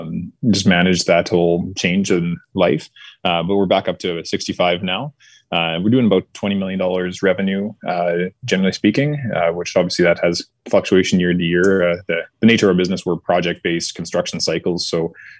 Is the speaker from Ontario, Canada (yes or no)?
no; Westlock, Alberta, Canada; also born or lived in Saskatoon, Saskatchewan; I was born in Saskatoon. And then my little brother is born in Westlock, where we finally kind of settled down